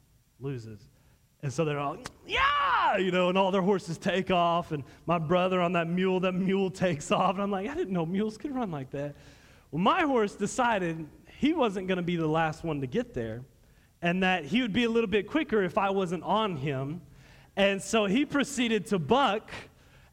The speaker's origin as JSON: {"language": "English", "region": "Texas", "country": "United States", "said": "I'm from Texas"}